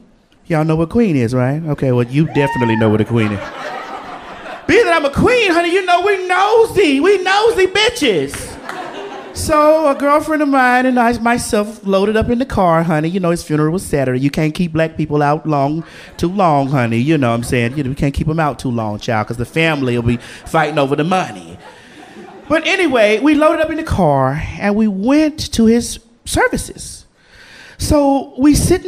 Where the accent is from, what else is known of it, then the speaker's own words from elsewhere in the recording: the South, United States; I'm from the South. So being from the South, you know, we are Bible people